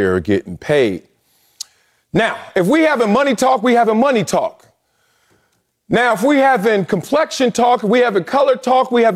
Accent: Compton, California, United States; I grew up in Compton.

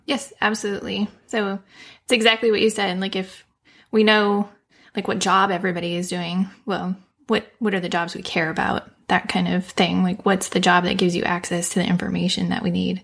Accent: United States; I'm clearly American

